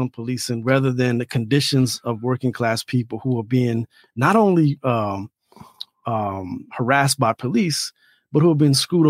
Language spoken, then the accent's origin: English; Louisiana, United States; now in Chicago, United States; where I grew up in Louisiana